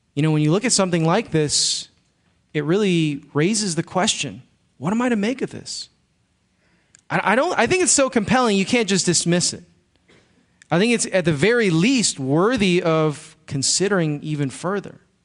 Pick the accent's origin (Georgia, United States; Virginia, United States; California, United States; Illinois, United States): Illinois, United States; Chicago; moved away; I grew up in Chicago